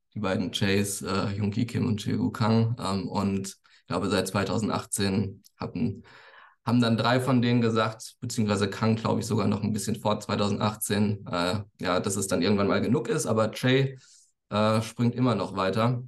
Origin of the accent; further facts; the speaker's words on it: near Frankfurt, Hesse, Germany; ich komme aus, aus der Nähe von Frankfurt